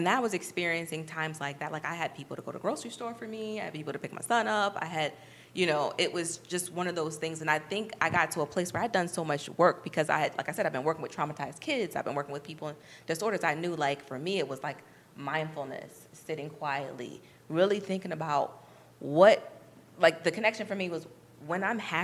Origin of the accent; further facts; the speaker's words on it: New York, United States; moved away; I'm from New York.